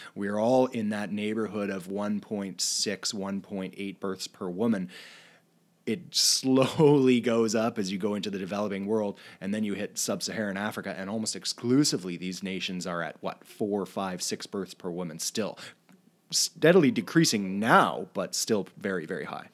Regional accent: Canada; We're, we're Canadian, we're doing this show from Canada

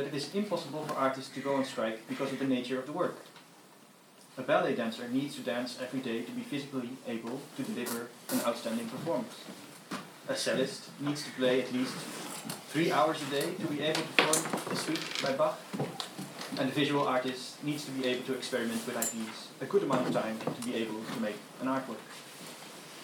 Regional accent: Netherlands; I'm from the Netherlands

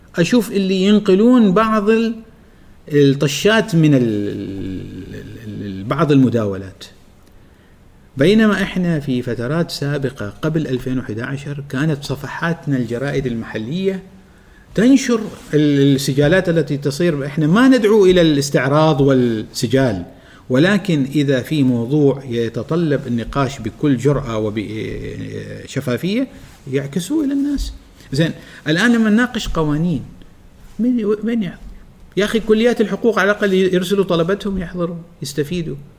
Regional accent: Oman; عندنا في عمان

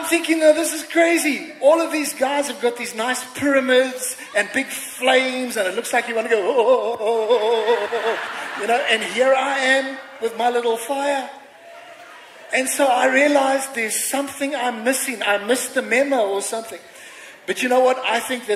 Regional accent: England, United Kingdom; now in South Africa; I'm an Englishman

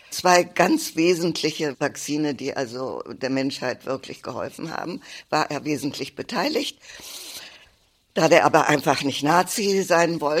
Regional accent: Wroclaw, Lower Silesian Voivodeship, Poland; born there; Ich bin geboren in Breslau, was damals Schlesien war. Jetzt gehört es zu Polen.

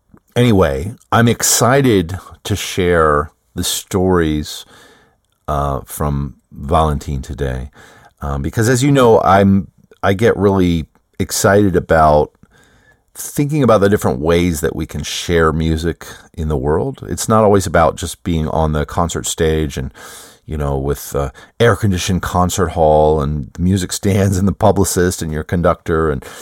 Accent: United States; Now, I struggled with the spelling on that because, well, you know, I'm an American.

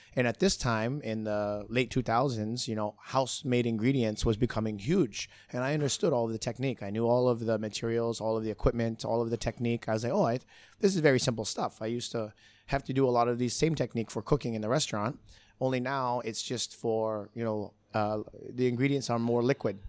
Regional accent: Hawaii, United States; moved away as an adult; now in Singapore; I grew up in Hawaii

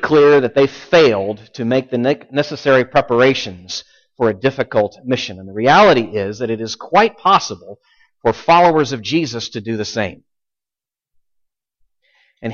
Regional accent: Richmond, Virginia, United States; I grew up in Richmond, Virginia

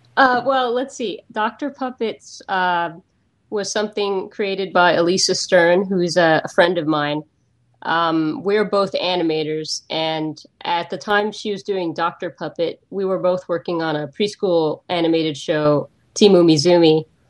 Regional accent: United States; I'm American

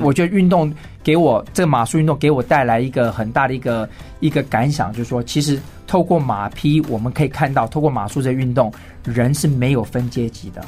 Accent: Taipei, Taiwan; 我是来自于台北

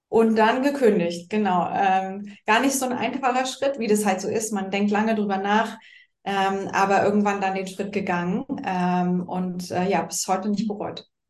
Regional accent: Berlin, Germany; heute in meiner Heimat Berlin, tatsächlich bei mir im Homeoffice.

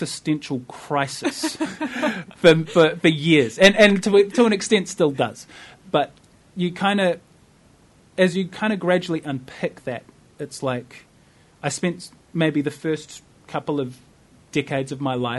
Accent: Wellington, New Zealand; I identify very much as a New Zealander. Like I grew up here. My friends are here. The culture that I know is Wellington

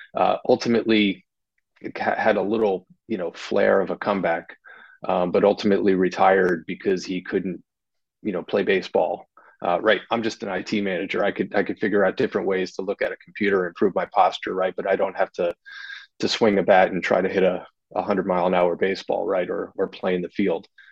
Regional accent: New Jersey, United States; now in Wilmington, United States; I'm from New Jersey

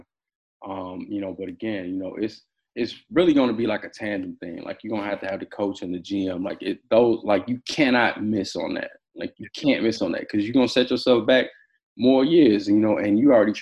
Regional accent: Chicago, Illinois, United States; I'm from Chicago

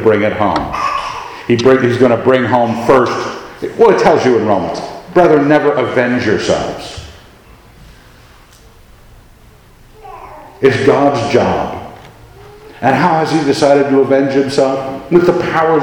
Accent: United States; we like being Americans.

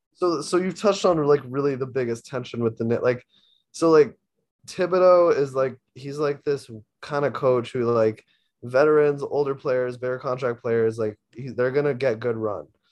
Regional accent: New York, United States; also born or lived in Toronto; I'm from New York

